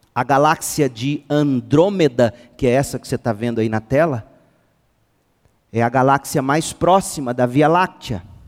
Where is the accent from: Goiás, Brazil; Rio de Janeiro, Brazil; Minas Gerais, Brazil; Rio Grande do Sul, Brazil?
Goiás, Brazil; Nós brasileiros, goianos então, e eu sou goiano